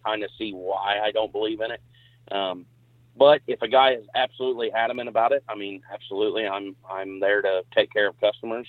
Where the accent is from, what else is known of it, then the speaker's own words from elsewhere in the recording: Perryville, Missouri, United States; I'm from Perryville, Missouri.